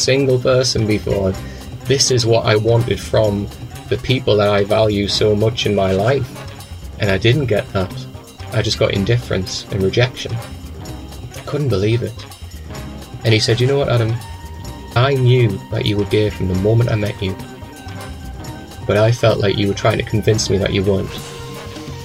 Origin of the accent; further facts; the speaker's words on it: Newcastle upon Tyne, North East England, United Kingdom; moved away; also born or lived in Manchester; Where I'm from is the northeast of England. I'm from a place called Newcastle